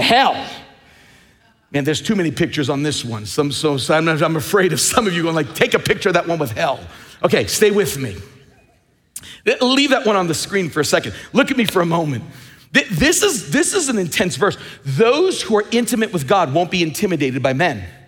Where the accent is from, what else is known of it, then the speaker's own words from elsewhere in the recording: Long Island, New York, United States; When I grew up in Long Island